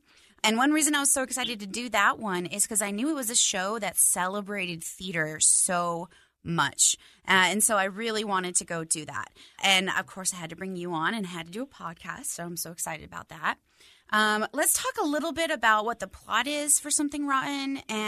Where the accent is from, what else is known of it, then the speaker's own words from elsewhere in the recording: Utah, United States; I grew up in the Utah theater and art scene